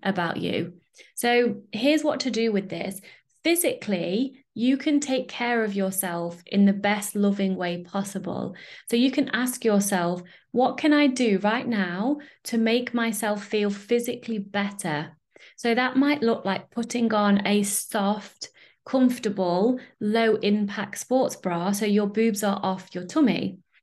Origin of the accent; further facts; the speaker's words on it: United Kingdom; I'm British